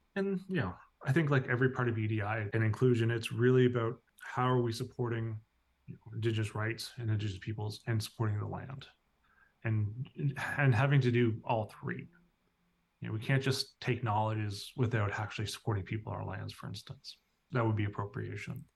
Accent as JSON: {"language": "English", "region": "Newfoundland and Labrador", "country": "Canada", "tie": "born or raised there", "said": "I grew up here in Newfoundland."}